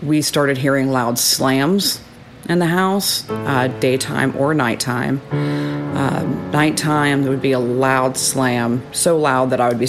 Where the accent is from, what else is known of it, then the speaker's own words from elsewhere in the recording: Austin, Texas, United States; now in New Braunfels, United States; I'm from Austin, Texas